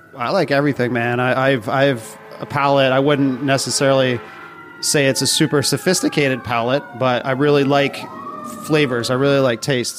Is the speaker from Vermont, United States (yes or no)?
yes; Vermont, United States; also born or lived in Boston; now in New York, United States; I'm originally from Vermont